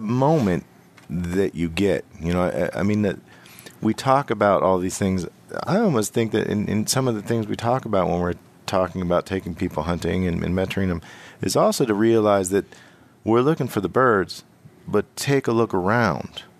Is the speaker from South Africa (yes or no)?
no; Western Pennsylvania, United States; I'm from Western P